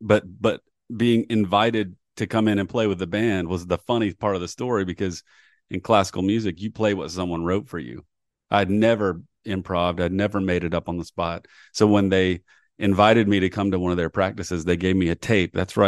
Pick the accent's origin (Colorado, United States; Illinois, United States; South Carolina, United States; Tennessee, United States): South Carolina, United States; Columbia; So I grew up in Columbia, South Carolina. And the University of South Carolina had a great, great strings program.